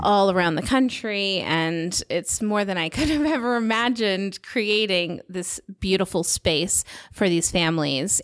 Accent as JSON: {"language": "English", "country": "United States", "moved": "as an adult", "lives_now": "Salt Lake City, United States", "said": "I'm from the Nevada, California border"}